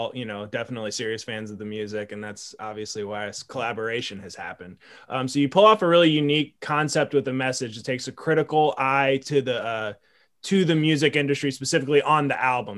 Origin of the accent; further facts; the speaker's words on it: Baltimore, Maryland, United States; I'm from Baltimore